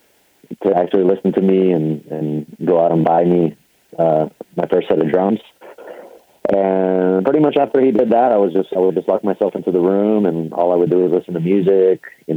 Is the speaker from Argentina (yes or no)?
yes; Argentina; moved away; I'm originally from Argentina. We moved here back in the 80s.